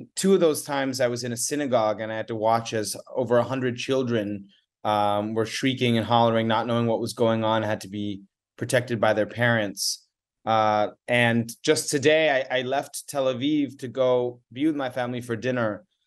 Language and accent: English; United States; I am American fully. I'm an American citizen